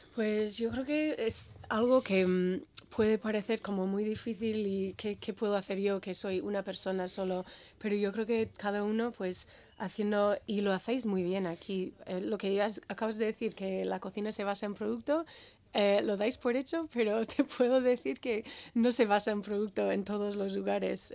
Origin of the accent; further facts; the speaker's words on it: Birmingham, Alabama, United States; Spanish is a second language; moved away as an adult; now in Basque Country, Spain; nací en Alabama, soy del sur de los Estados Unidos